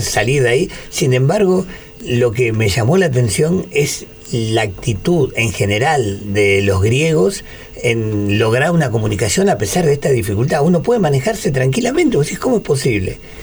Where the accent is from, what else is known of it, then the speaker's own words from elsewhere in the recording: Argentina; los argentinos somos eh, unos italianos que hablamos español